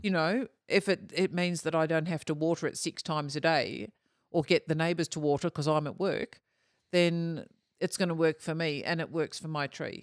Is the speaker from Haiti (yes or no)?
no; Australia; being Australian too